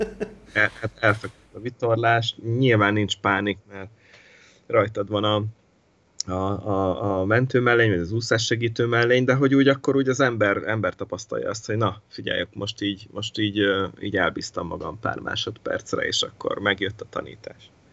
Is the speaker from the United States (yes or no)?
no; Miskolc, Borsod-Abaúj-Zemplén, Hungary; also born or lived in Italy; rengeteget köszönhetek nekik Miskolciként